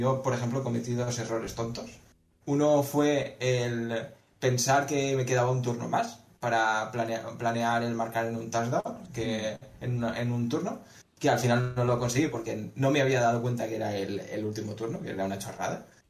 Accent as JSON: {"language": "Spanish", "town": "Valencia", "region": "Valencian Community", "country": "Spain", "said": "soy un jugador de Valencia"}